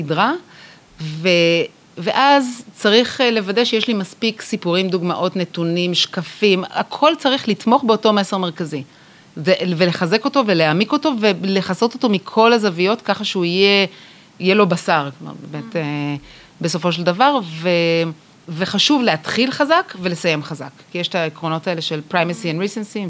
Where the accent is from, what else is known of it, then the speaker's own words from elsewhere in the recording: Israel; אנחנו בתור ישראלים